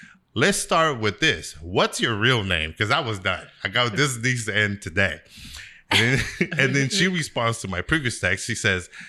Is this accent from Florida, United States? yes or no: no; Sacramento, California, United States; I was from Sacramento